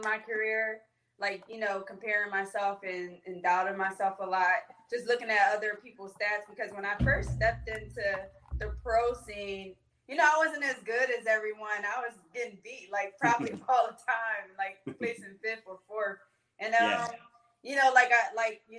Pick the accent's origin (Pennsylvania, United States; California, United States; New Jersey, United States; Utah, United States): Pennsylvania, United States; Philadelphia; I grew up in West Philadelphia, the Winfield area